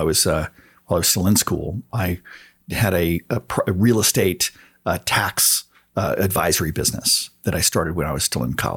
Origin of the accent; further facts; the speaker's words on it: San Antonio, Texas, United States; I grew up on a cattle ranch just outside San Antonio, Texas.